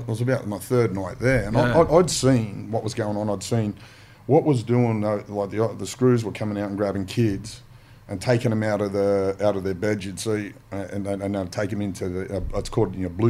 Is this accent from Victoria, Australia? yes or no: no; Mount Druitt, New South Wales, Australia; Growing up in Mount Druitt